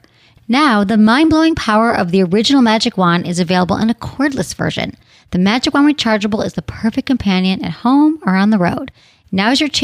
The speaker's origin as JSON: {"language": "English", "region": "Michigan", "country": "United States", "said": "we're both from Michigan"}